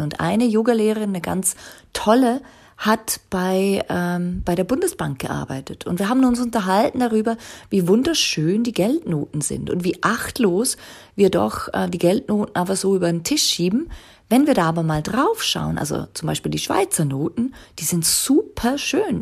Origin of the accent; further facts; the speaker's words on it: Liechtenstein; also born or lived in Zurich; ich bin ja aus Liechtenstein ursprünglich